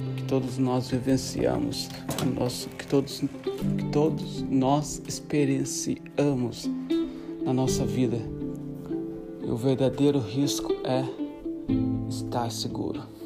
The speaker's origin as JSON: {"language": "Portuguese", "country": "Brazil", "tie": "born or raised there", "moved": "yes", "said": "amigos no Brasil, na minha cidade natal"}